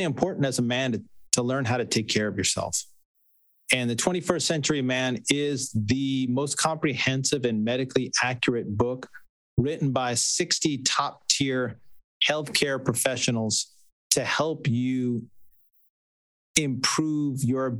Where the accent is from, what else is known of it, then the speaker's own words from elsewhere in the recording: New York, United States; I grew up in New York